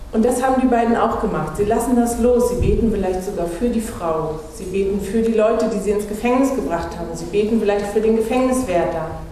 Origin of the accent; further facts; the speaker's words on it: Anklam, Mecklenburg-Vorpommern, Germany; moved away; ich komme ja aus Anklam, in der landeskirchlichen Gemeinschaft hatten wir einen Prediger